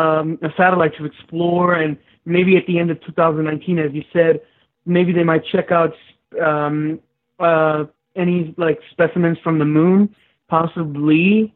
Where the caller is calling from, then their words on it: California, United States; I'm still calling from California in a little small town. Well, not exactly a small town. It's like the fifth largest town in California